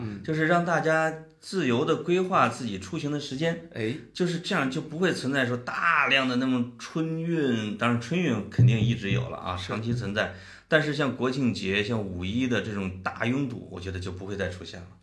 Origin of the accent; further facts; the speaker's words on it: Puyang, Henan, China; 我们河南有两个地方，一个当然是我们濮阳， 我们濮阳有一个， 有半拉城叫中原油田， 叫对。中， 中原石油勘探局总部